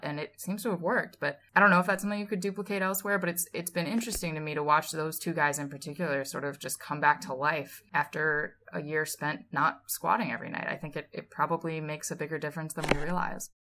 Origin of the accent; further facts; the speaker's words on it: Massachusetts, United States; I grew up in Massachusetts